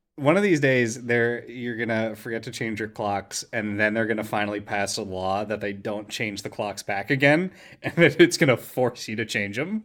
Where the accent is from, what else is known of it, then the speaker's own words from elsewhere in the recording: Ringwood, New Jersey, United States; moved away; my hometown of Ringwood, New Jersey is a nightmare, toxic waste hellhole